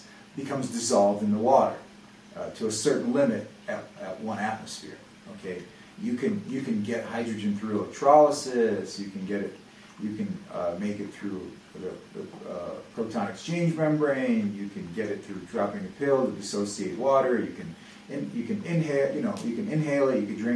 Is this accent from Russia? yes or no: yes; Russia; moved away; I'm from Russia